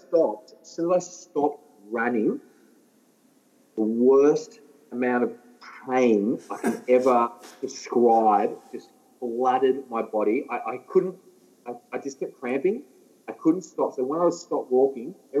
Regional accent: Ballarat, Victoria, Australia; I'm from Ballarat

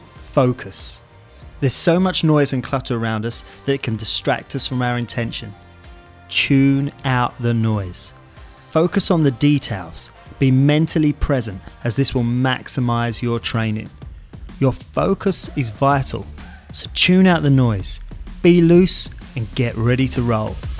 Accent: United Kingdom; I'm British

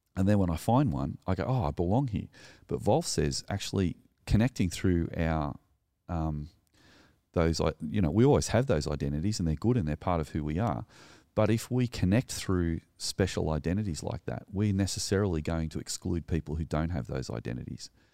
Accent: New South Wales, Australia; also born or lived in Sutherland Shire; I'm a male, I live in the Southern Shire, I'm Australian

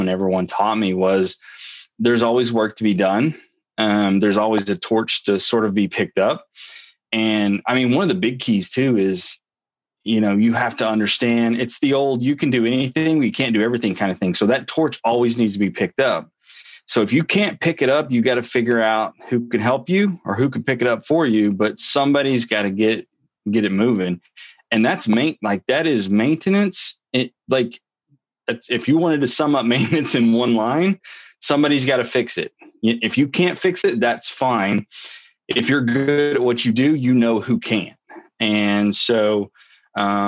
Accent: North Central Arkansas, United States; I was living on a farm in North Central Arkansas, just a regular farm Joe from Arkansas. Grew up, around cattle and, Friday night football.

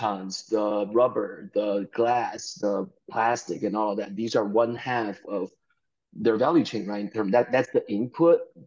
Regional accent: Chengdu, Sichuan, China; moved away; also born or lived in Beijing; I grew up in China in a, you know, small, quote-unquote, small town of 10 million people in southwest China called Chengdu

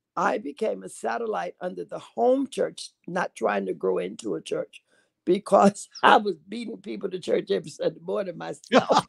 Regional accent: Sarasota, Florida, United States; moved away as an adult; also born or lived in Camp Lejeune, North Carolina; now in Chicago, United States; I'm originally from Sarasota, Florida

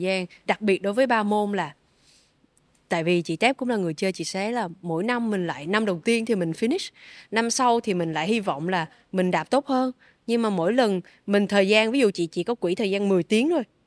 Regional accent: Vietnam; em cũng là người Việt Nam đầu tiên

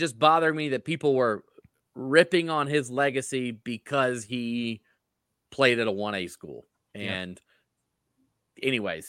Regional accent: North Carolina, United States; I'm from North Carolina. I can't talk about twisted families.

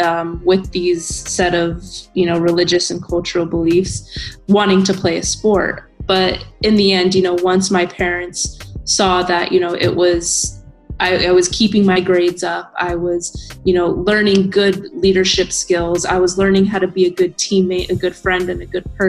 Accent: Denver, Colorado, United States; moved away; I was born and raised in Denver, Colorado, which is one of many states in the U.S.

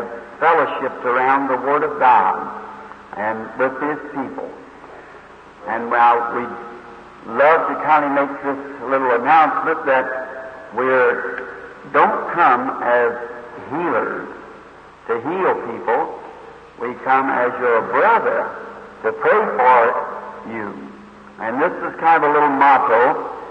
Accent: Jeffersonville, Indiana, United States; I am from Indiana, the little city of Jeffersonville, just across from Louisville, Kentucky.

